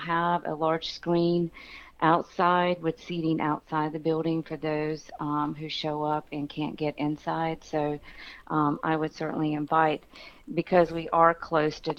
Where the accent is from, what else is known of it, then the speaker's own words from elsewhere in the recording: New Bern, North Carolina, United States; now in Southport, United States; I am from New Bern, but have been living in Southport for 24 years